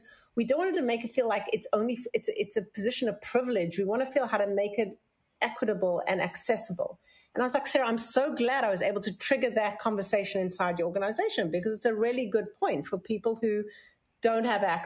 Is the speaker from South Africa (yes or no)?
yes; South Africa; now in New York, United States; I came from South Africa